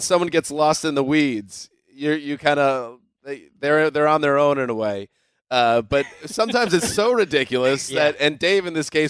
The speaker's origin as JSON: {"language": "English", "country": "United States", "tie": "born or raised there", "said": "Mark, you and I grew up around the New York market"}